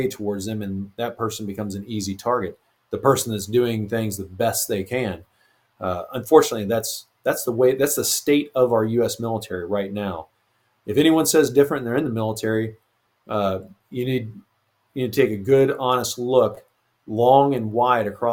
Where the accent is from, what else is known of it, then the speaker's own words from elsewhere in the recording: eastern Kansas, United States; near my hometown in eastern Kansas, Fort Leavenworth